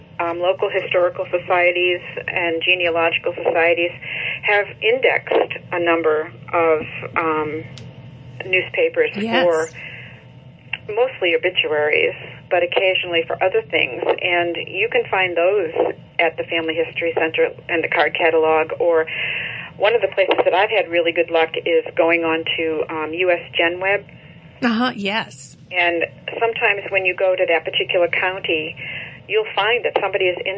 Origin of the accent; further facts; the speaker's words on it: Massachusetts, United States; moved away as an adult; I lived my whole life in Massachusetts until I got married